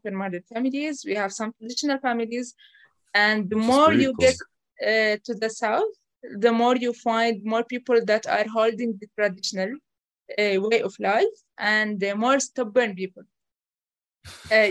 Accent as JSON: {"language": "English", "country": "Jordan", "tie": "born or raised there", "said": "I was born and raised here in Jordan."}